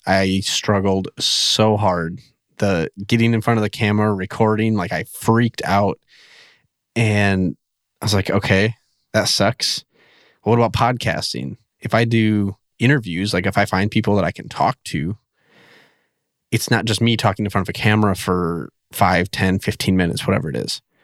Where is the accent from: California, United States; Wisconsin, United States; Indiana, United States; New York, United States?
Wisconsin, United States; central; moved away as an adult; also born or lived in Minnesota / North Dakota / Michigan / Ohio; now in West Virginia, United States; I'm originally from Wisconsin, like central, like right in the middle of Wisconsin.